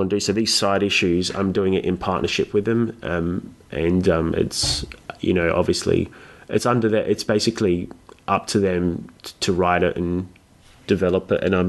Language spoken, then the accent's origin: English; Cyprus; my background is, I'm from Greek, I'm Greek Cypriot. So like people of Cyprus, we have a lot of links to Greek, Egyptian, Syrian mythology, all that region.